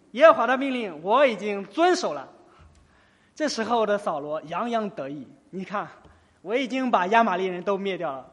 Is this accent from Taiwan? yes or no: no; China; 在我们中国